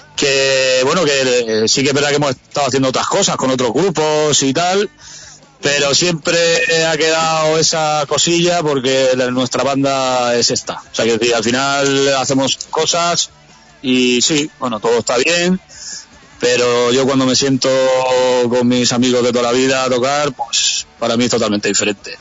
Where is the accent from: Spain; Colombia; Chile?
Spain; Sabadell, Catalonia; nosotros somos de Sabadell, que es una ciudad del estarradio Radio de Barcelona